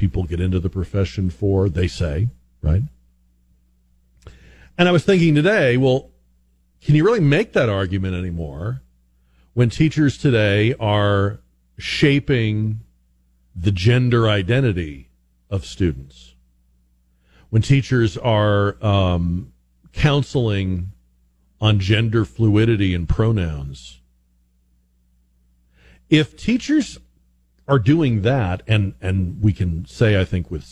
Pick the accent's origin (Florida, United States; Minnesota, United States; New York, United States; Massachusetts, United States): Massachusetts, United States; moved away as an adult; now in Texas, United States; I'm from Massachusetts originally. I've spent the last half of my life here in Texas, but I'm originally from up north